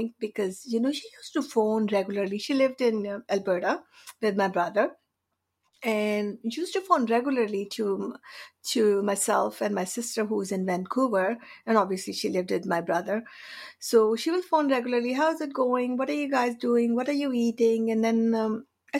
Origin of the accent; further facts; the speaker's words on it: India; moved away as an adult; also born or lived in Canada; now in Victoria, Canada; I've been in Canada for over 32 years. So I've been here longer than I've been in India. I'm from India